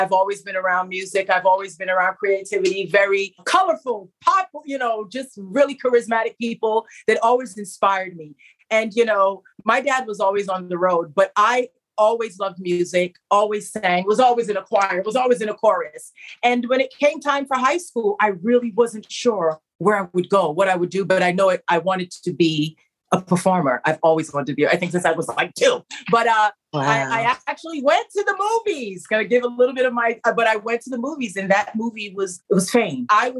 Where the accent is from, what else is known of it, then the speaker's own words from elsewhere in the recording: Barbados; I don't speak Spanish. My background is, I'm from Barbados. My dad's from Trinidad.